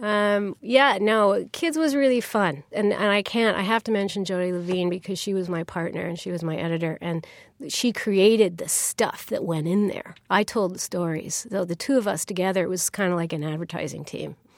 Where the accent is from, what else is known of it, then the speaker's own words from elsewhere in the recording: Canada; I'm, I'm Canadian